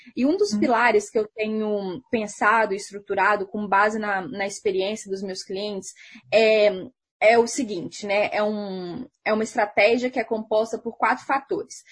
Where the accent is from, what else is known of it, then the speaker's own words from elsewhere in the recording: Minas Gerais, Brazil; eu sou de Minas Gerais